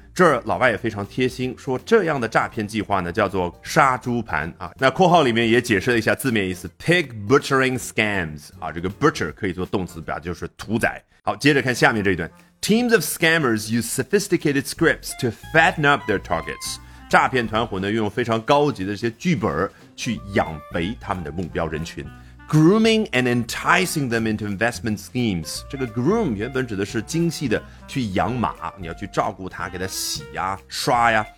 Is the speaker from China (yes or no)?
yes; China; 我们中国人